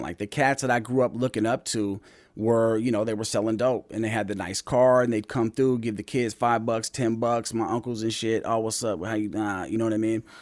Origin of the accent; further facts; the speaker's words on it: Anchorage, Alaska, United States; I grew up in Mountain View